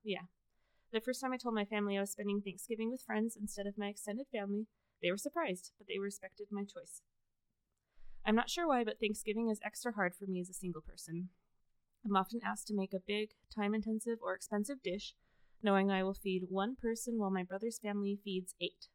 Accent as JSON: {"language": "English", "town": "Las Vegas", "region": "Nevada", "country": "United States", "tie": "born or raised there", "said": "I grew up in Las Vegas"}